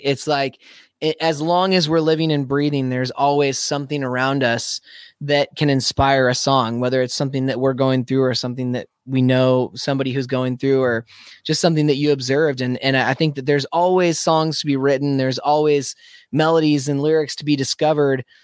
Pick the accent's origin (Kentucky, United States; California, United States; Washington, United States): Washington, United States; Spokane; moved away; my hometown where I grew up, Spokane, Washington